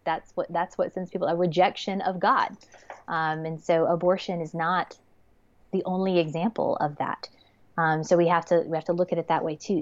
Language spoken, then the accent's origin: English; Georgia, United States; I'm from Georgia